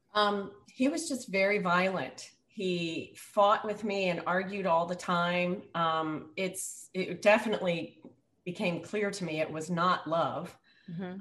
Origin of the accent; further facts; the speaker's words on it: Virginia, United States; moved away as an adult; also born or lived in up north; I was living up north and I'm from Virginia